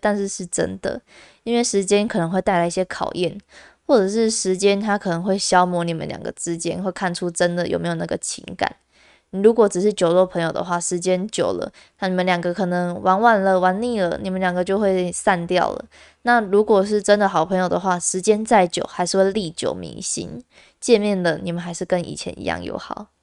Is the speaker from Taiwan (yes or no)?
yes; Kaohsiung, Taiwan; also born or lived in Tainan; 我自己是从高雄上去的，因为我是高雄人嘛，那我高中的时候跑到台南就读这样子